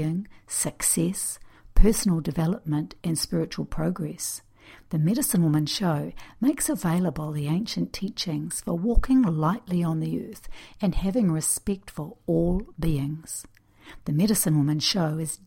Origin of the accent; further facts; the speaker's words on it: New Zealand; I'm a New Zealander of Native American Cherokee and Russian descent